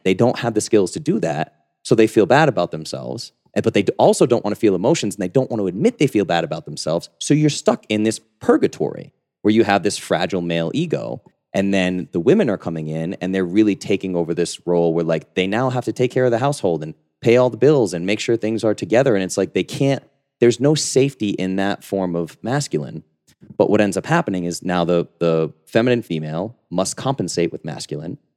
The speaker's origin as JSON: {"language": "English", "region": "New England", "country": "United States", "tie": "born or raised there", "said": "I grew up in New England, rough and tumble, boxer, M M A, powerlifter"}